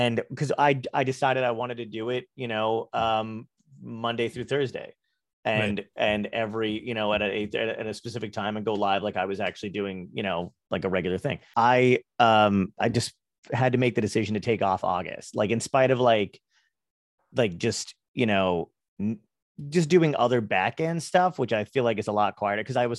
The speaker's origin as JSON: {"language": "English", "region": "New Jersey", "country": "United States", "tie": "born or raised there", "also_born_or_lived": "Brooklyn / New York / Arizona", "said": "I grew up in New Jersey, but I lived in New York. I was born in Brooklyn, lived in New York for a bit, lived in Arizona. So it's like Brooklyn, desert, and then New Jersey."}